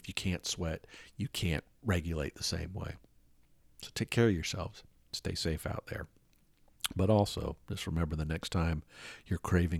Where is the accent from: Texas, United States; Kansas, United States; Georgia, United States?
Georgia, United States; Atlanta; In the city I grew up in Atlanta, there's a lot of raised overpasses and stuff like that.